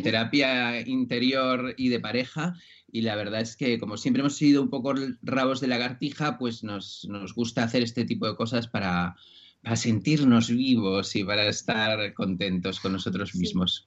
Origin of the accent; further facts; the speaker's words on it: Spain; soy de aquí